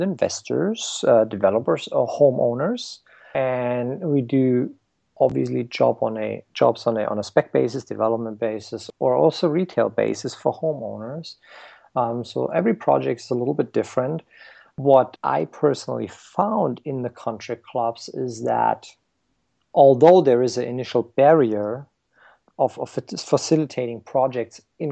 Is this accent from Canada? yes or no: no; Germany; moved away as an adult; now in United States; I grew up in Germany